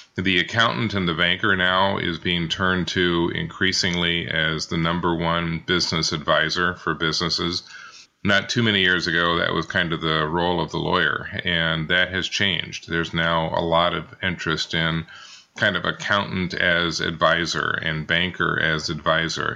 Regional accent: Kansas City, United States; I grew up in Kansas City, Missouri, in Kansas City, Kansas. Uh, have been, lived here all my life, so it is definitely hometown.

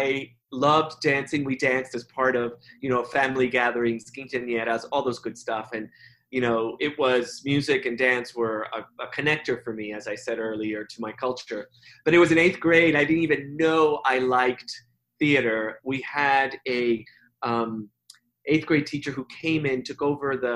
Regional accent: New York City, New York, United States; also born or lived in Cuba; growing up in the South Bronx, it was a time of great strife in the late 60s, early 70s

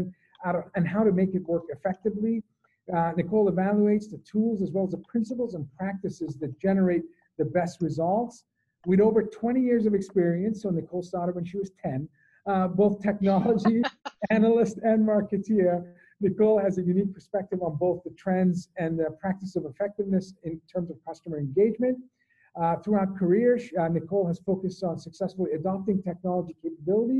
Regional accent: Boston, Massachusetts, United States; I'm from Boston

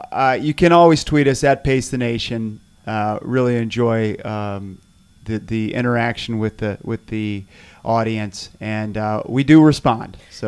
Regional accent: Northern Virginia, United States; Northern Virginia, Yorktown for me

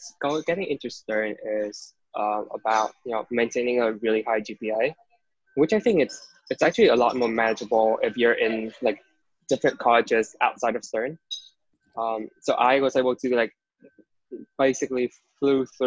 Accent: Vietnam; moved away as an adult; now in New York, United States; I was born and raised in Vietnam, which is a pretty long way from New York and where I go to school at NYU

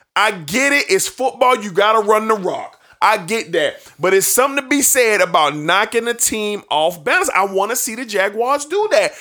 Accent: Jacksonville, Florida, United States; my hometown stadium reading on, rooting on my hometown team

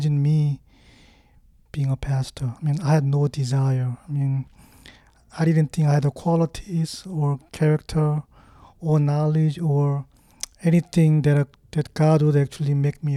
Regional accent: South Korea; English is a second language; moved away as an adult; now in United States; I was born and raised in Korea, and I lived my life up until

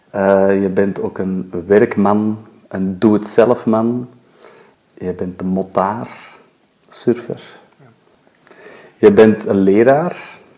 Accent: Southern California, United States; first language German; Dutch is a second language; also born or lived in Germany; now in Belgium; ben in Duitsland geboren en in Californië opgegroeid.

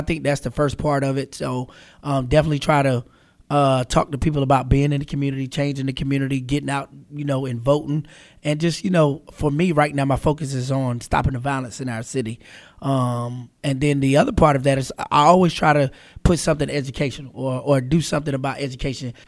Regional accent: Charlotte, North Carolina, United States; I was born and raised here in Charlotte.

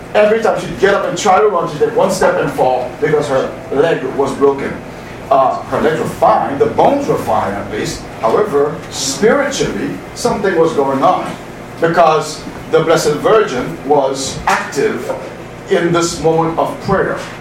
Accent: Haiti; moved away; also born or lived in Boston; I'm from Haiti

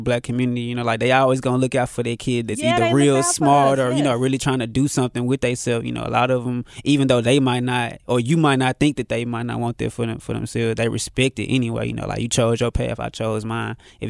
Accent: Memphis, Tennessee, United States; So, you know, growing up in Memphis, it definitely kept me on my toes.

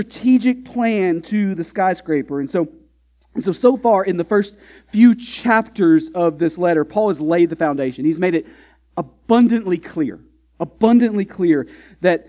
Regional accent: Texas, United States; now in New England, United States; growing up in Texas

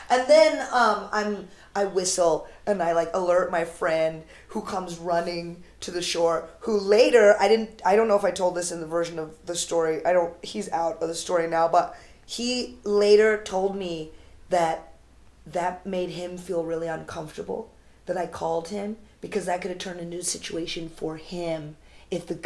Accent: North India, India; I don't speak Tamil, which is the language there. I speak Hindi. I'm Northern Indian.

